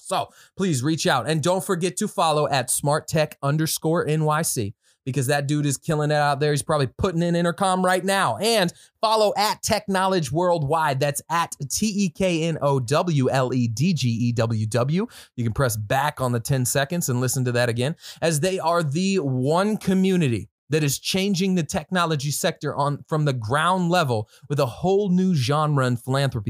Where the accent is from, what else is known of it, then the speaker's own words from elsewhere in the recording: Midwest, United States; you can tell I'm from the Midwest.